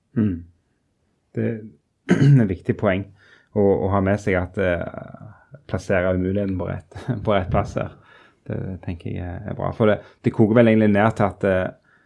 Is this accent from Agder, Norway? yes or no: no; Rogaland, Norway; moved away; som vi ville sagt borte i Rogaland, der jeg kommer fra